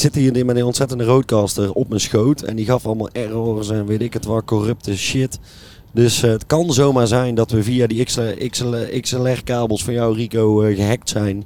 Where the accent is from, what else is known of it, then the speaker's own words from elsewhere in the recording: Kaatsheuvel, North Brabant, Netherlands; wij komen ook uit Kaatsheuvel